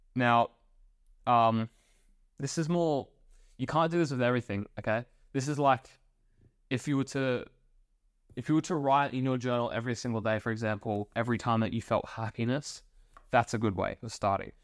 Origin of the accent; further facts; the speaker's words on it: Australia; I was born in Australia